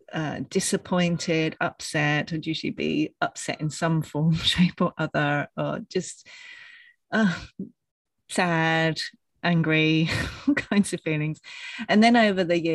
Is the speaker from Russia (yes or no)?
no; England, United Kingdom; now in Australia; I'm from England